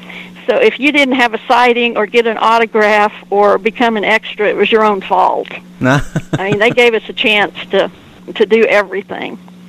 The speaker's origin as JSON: {"language": "English", "town": "Wakita", "region": "Oklahoma", "country": "United States", "tie": "born or raised there", "said": "I've lived here off and on all my life"}